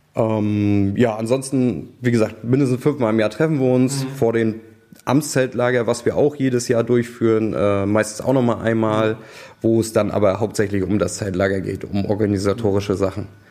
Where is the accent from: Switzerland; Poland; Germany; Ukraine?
Germany; Goldenstädt, Mecklenburg-Vorpommern; ich komme eigentlich aus einem Ort mit knapp 600 Einwohnern, ein paar Orte weiter von hier. Das ist die Feuerwehr Goldenstedt oder der Ort Goldenstedt